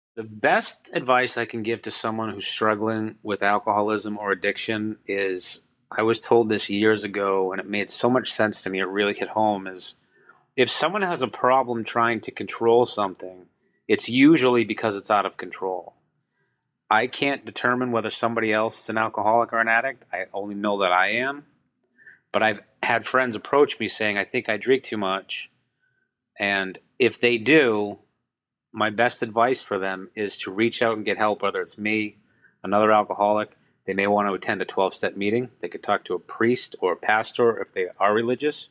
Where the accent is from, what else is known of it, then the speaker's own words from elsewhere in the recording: Boston, Massachusetts, United States; I'm from Boston, Massachusetts